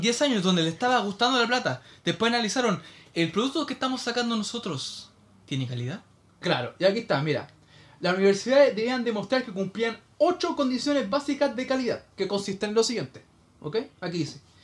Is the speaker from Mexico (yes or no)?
no; Chile